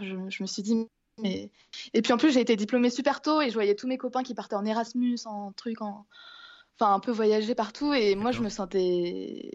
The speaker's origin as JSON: {"language": "French", "town": "Angers", "region": "Pays de la Loire", "country": "France", "tie": "born or raised there", "also_born_or_lived": "Vannes, France", "moved": "yes", "lives_now": "Iceland", "said": "je suis née à Angers. Et euh, non, j'ai jamais vécu dans une grosse, grosse ville. Mais je suis née à Angers et, je vis en Bretagne depuis plusieurs années. Euh, à Vannes."}